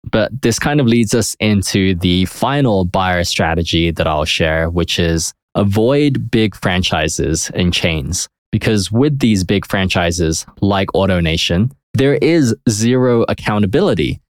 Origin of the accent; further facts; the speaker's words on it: United Kingdom; now in United States; I'm from Europe. I'm from the U K